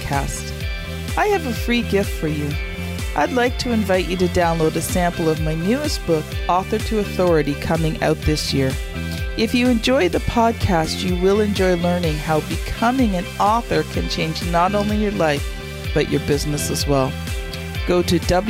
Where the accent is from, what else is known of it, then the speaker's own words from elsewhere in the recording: Canada; as a Canadian